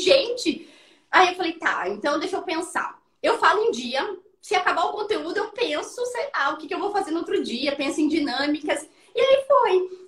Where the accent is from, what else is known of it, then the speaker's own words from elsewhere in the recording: interior of Paraná, Brazil; a menina do interior, assim como a Suelen, eu né, também sou do interior do Paraná